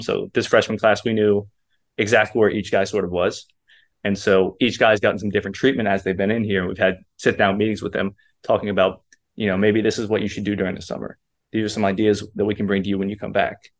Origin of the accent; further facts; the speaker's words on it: Kentucky, United States; moved away as an adult; also born or lived in Arizona; I'm from Kentucky, so I had no family out west